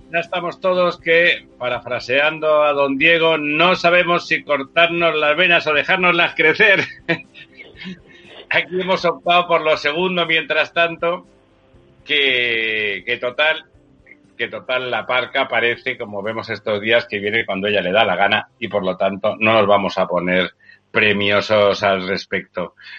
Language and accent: Spanish; Spain; somos eh, los españoles